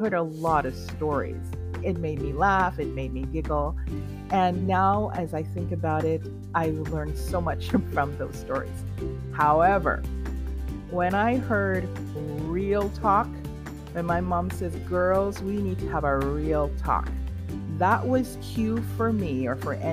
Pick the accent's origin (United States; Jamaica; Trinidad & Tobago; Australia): Trinidad & Tobago; I am a Trinidadian by birth